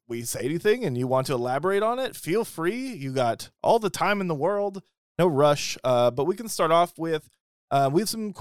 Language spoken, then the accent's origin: English; the Northwest, Pacific Northwest, United States; I'm from the Northwest too